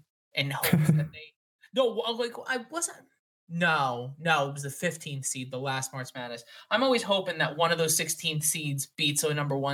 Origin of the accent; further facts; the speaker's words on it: New Jersey, United States; we're all from New Jersey